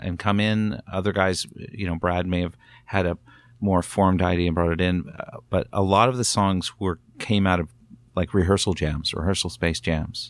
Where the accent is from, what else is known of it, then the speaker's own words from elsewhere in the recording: Newcastle, Ontario, Canada; Living, growing up in Newcastle, Ontario